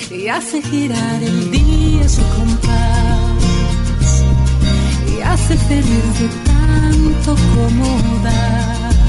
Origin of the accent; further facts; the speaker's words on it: Torre Pacheco, Region of Murcia, Spain; now in Roldán, Spain; Sí, bueno, mm, soy de Torre Pacheco y vivo